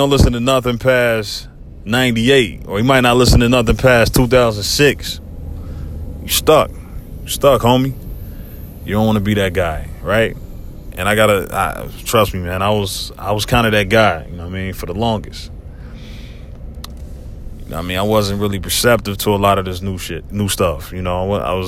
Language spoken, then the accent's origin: English; Cincinnati, Ohio, United States; my hometown, Cincinnati.